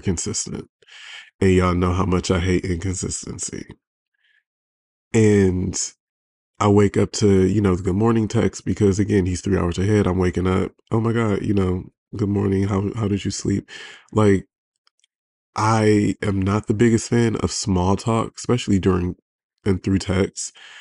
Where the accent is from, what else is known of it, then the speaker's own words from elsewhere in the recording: Detroit, Michigan, United States; now in Los Angeles, United States; I'm from Detroit, but I live